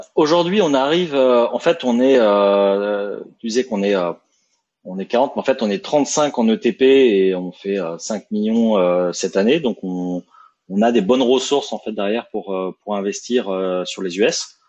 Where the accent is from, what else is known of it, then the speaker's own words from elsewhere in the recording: France; accent: French; quand on est en France avec notre French accent